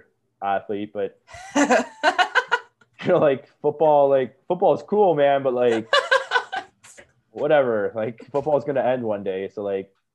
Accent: Niagara Falls, Ontario, Canada; when I grew up in Niagara, and me and my brother were bartenders there for a while

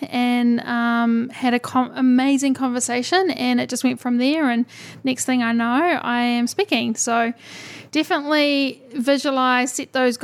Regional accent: New Zealand; being a New Zealander

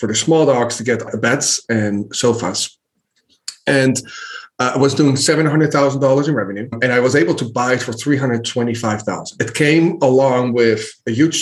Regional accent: Netherlands; moved away as an adult; now in United States; I grew up in Holland, the Netherlands, moved to the States 12, 13 years ago

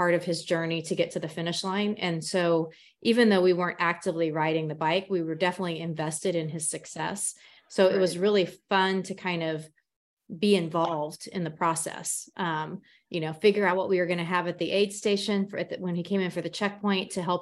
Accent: Emporia, Kansas, United States; I am an Emporian, this is my hometown

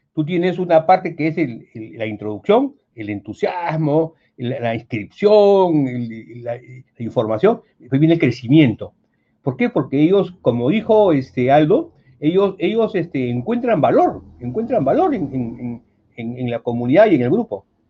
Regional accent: Peru; yo estudié en el Colegio Militar de un Soprado

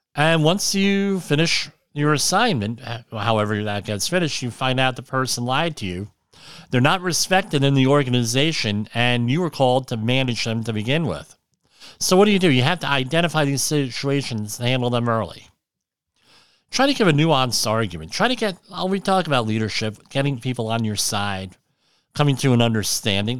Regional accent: New York City area, Central New Jersey, United States; I grew up in the New York City area. Me, uh, Central New Jersey

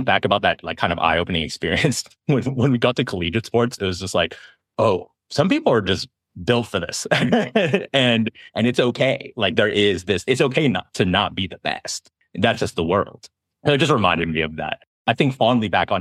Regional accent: Berkeley, California, United States; In the Bay Area, growing up in Berkeley

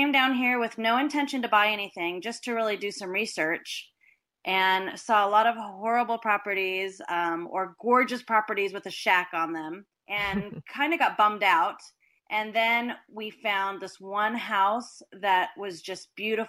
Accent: Los Angeles, California, United States; moved away as an adult; now in Costa Rica; I was from Los Angeles, California

